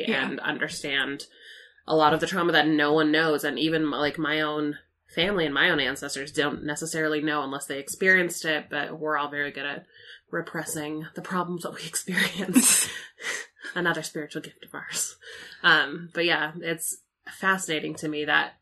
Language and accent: English; Chicago, Illinois, United States; moved away; I'm from Chicago